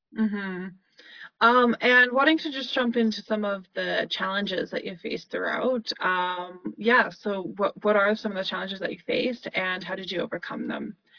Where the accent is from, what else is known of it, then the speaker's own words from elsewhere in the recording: Calgary, Alberta, Canada; I'm from Calgary